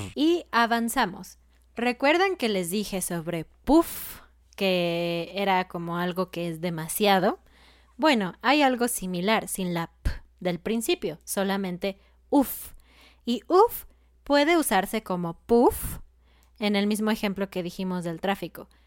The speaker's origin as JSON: {"language": "Spanish", "country": "Mexico", "said": "en México decimos guacarear"}